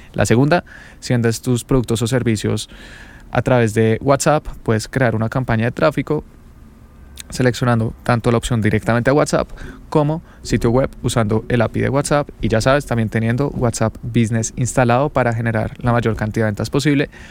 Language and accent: Spanish; Bogotá, Colombia; Yo soy de Bogotá, es la capital de Colombia